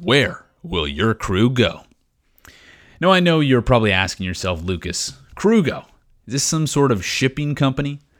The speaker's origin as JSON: {"language": "English", "town": "Regina", "region": "Saskatchewan", "country": "Canada", "tie": "born or raised there", "moved": "yes", "said": "Growing up in Regina, Saskatchewan, we were known for being the breadbasket of Canada"}